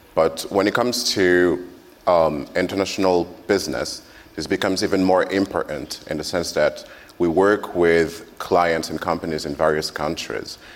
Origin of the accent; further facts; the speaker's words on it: France; now in Japan; I'm French